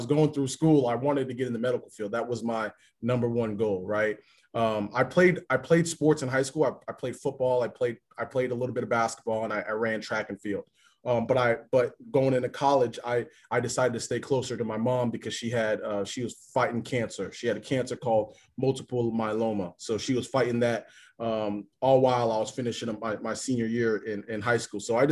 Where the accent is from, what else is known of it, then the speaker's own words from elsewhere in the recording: Naples, Florida, United States; moved away as an adult; also born or lived in Tampa St. Pete area; now in Cleveland, United States; born and raised in Naples, Florida